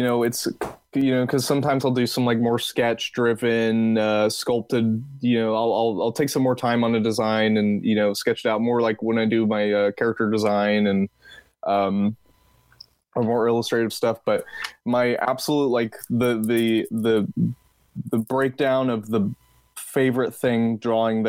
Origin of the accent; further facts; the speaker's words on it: Texas, United States; accent: Texas; my Texas accent